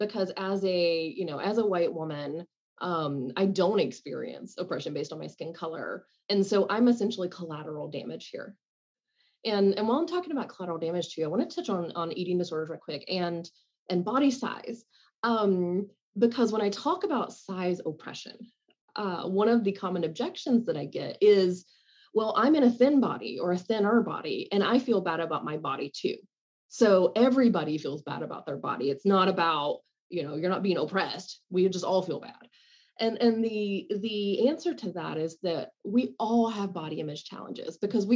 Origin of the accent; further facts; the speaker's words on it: the South, United States; I grew up in the South and you went to the grocery store wearing makeup